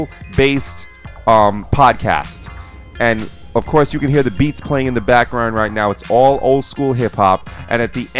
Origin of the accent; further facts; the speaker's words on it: Long Island, New York, United States; That's where we're from. I'm from Long Island.